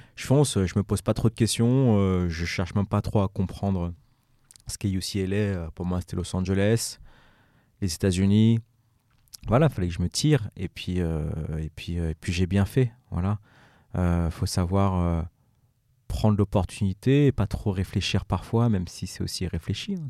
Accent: Évry, Île-de-France, France; moved away; also born or lived in Paris / United States; Je viens du quartier d'Evry, d'Evry, des Pyramides

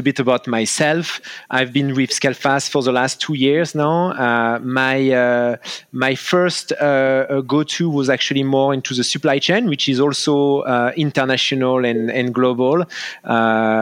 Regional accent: France; accent: French; now in Los Angeles, United States; As per my accent, I'm actually French

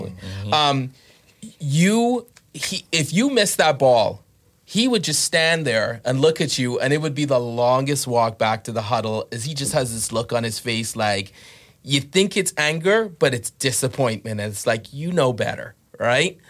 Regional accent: Bahamas; I grew up in the Bahamas

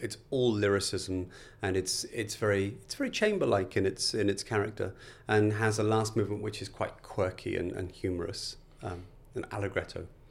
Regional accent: Liverpool, North West England, United Kingdom; I was born in Liverpool. Um, my parents had very normal working class jobs. My, my, my dad originally worked on the Liverpool docks

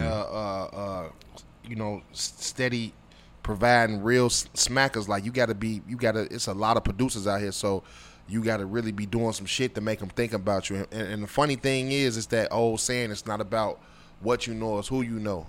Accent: Chicago, Illinois, United States; living, growing up in Chicago

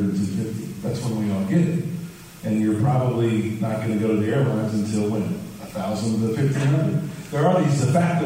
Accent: Huntington, West Virginia, United States; now in Houston, United States; I was actually born in Huntington, West Virginia, so I'm not too far from my hometown

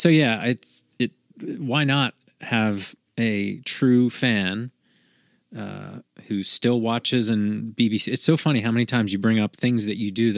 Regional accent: Philadelphia, Pennsylvania, United States; moved away as an adult; That's me in Philly. Like I haven't lived there for a long time, but I spent my first 30 some years there.

